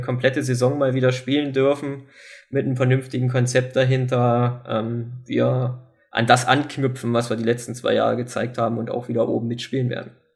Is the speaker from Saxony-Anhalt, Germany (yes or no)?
yes; Wernigerode, Saxony-Anhalt, Germany; Wernigerode ist irgendwo meine Heimatstadt.